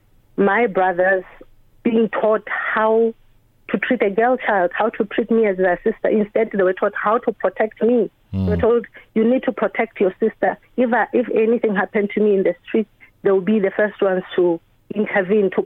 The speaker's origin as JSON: {"language": "English", "country": "Lesotho", "moved": "as an adult", "lives_now": "Ireland", "said": "I'm from Lesotho in Southern Africa. My country is landlocked by South Africa"}